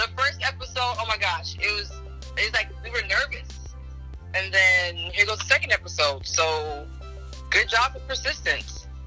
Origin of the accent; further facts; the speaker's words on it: United States; I'm Nigerian American, so I'm born here. My parents are Nigerian